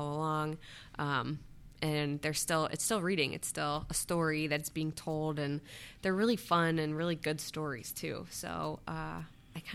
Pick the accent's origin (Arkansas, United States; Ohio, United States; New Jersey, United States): Ohio, United States; Westerville; moved away as an adult; also born or lived in Columbus, Ohio / Phoenix, Arizona / Cleveland, Ohio / Albany, New York; I'm from the Columbus area originally. I grew up in Westerville